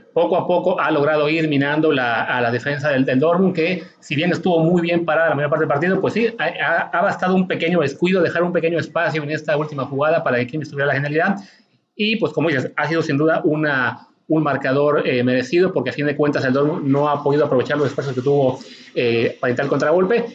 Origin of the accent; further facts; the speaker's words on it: Mexico; nosotros como mexicanos